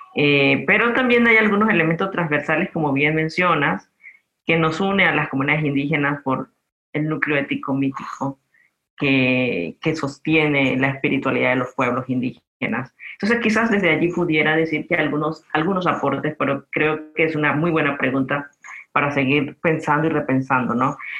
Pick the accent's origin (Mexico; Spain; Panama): Panama; Guna Yala; yo soy de la isla del Cangrejo eh, eh o soy de la isla donde nace el sol, porque mi mamá también es de allí